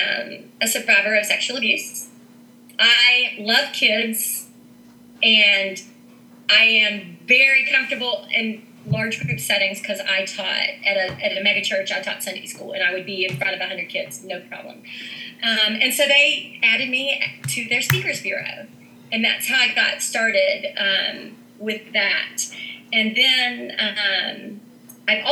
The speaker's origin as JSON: {"language": "English", "town": "Huntington", "region": "West Virginia", "country": "United States", "lives_now": "Morgantown, United States", "said": "I'm originally from Huntington, West Virginia, and I now live in Morgantown, West Virginia"}